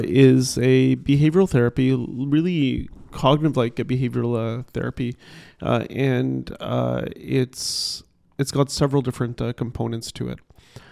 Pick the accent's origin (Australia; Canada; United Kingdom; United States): Canada; Ottawa, Ontario; now in Toronto, Canada; growing up in Ottawa, I was new to Toronto. I didn't have a social circle.